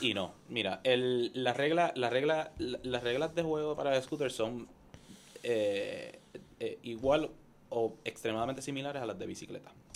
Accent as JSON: {"language": "Spanish", "town": "Caguas", "country": "Puerto Rico", "said": "soy de Cagua, esto, de Bairoa."}